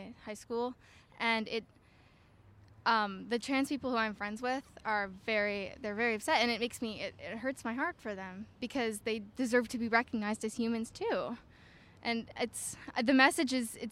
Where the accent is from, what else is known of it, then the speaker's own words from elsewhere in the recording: Virginia, United States; I'm from Virginia